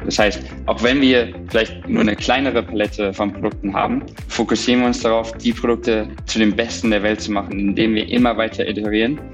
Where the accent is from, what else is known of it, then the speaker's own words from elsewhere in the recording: Borken, North Rhine-Westphalia, Germany; moved away as an adult; also born or lived in Cambridge, England; now in New York, United States; ich komme aus einem kleinen Dorf im Münsterland, Borken, ungefähr, sag ich mal, 45 Minuten von Münster entfernt